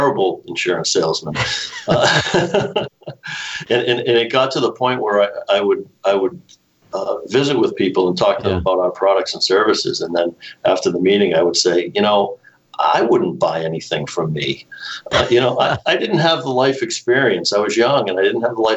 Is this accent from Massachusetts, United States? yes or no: yes; Norwood, Massachusetts, United States; also born or lived in Boston; I was born in Boston, but spent most of my life living here in the town of Norwood